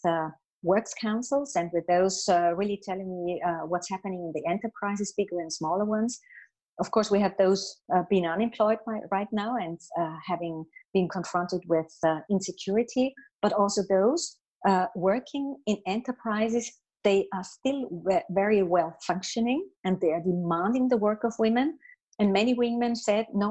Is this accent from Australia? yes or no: no; Austria; In my home country, in Austria